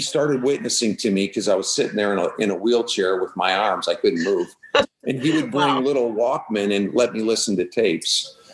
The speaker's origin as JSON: {"language": "English", "region": "Midwest", "country": "United States", "tie": "born or raised there", "moved": "yes", "lives_now": "Texas, United States", "said": "born and raised in the Midwest"}